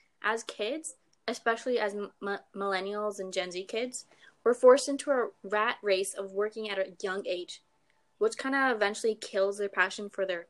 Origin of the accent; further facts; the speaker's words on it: Canada; We're Canadian!